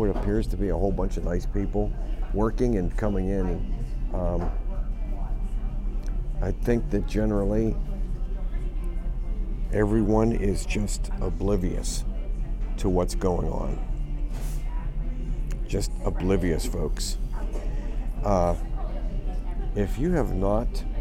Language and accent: English; Pittsburgh, Pennsylvania, United States; I'm from Pittsburgh